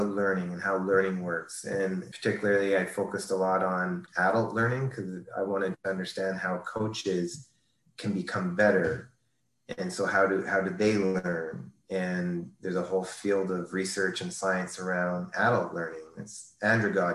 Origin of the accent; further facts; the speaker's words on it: New Liskeard, Ontario, Canada; moved away; also born or lived in Toronto; formative years, small town, Northern Ontario, little town of 5,000 people at the time, New Liskeard, Ontario, born in Toronto only for a year or two, then up to New Liskeard